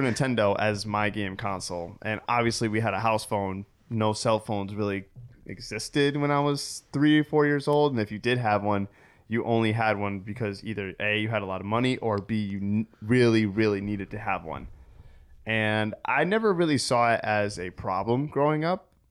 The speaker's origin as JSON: {"language": "English", "town": "Waterbury", "region": "Connecticut", "country": "United States", "tie": "born or raised there", "said": "I grew up in Waterbury, Connecticut"}